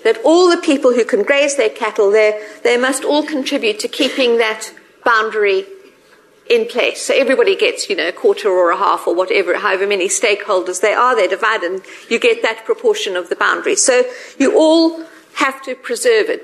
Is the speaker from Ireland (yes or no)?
no; South Africa; moved away as an adult; now in United Kingdom; I'm South African.